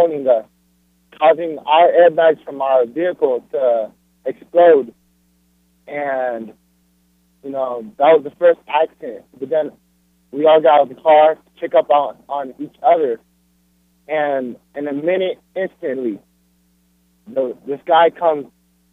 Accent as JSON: {"language": "English", "region": "Florida", "country": "United States", "said": "I'm from Florida"}